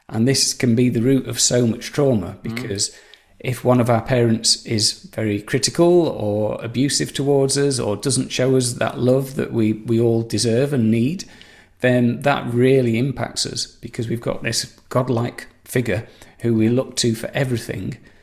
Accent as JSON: {"language": "English", "town": "Saddleworth", "region": "North West England", "country": "United Kingdom", "moved": "yes", "said": "I'm from Saddleworth, Greater Manchester. I've moved around a fair bit, but I came home to roost about 20 years ago"}